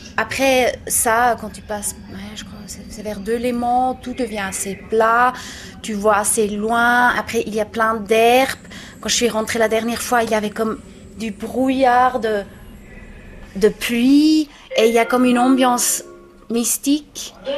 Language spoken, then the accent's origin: French; Switzerland; je suis suisse, je parle cette langue-là